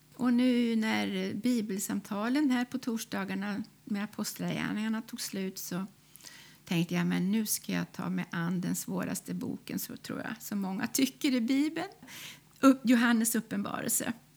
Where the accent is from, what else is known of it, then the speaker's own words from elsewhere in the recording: Karlskoga, Värmland, Sweden; moved away; jag är född i Karlskoga i Värmland